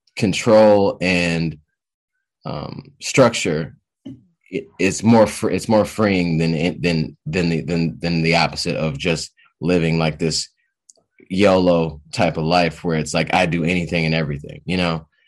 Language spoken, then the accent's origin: English; Detroit, Michigan, United States; also born or lived in Boston; I'm from Detroit, Detroit, Michigan area. I've been around, uh, been around here for quite a long time.